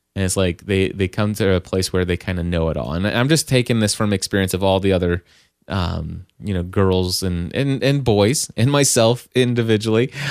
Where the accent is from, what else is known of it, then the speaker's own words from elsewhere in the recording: Kentucky, United States; I'm from Kentucky